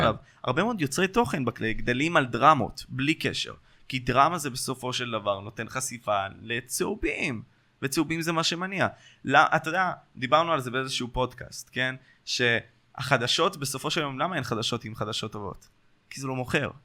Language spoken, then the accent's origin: Hebrew; Ashkelon, Southern District, Israel; אצלנו באשקלון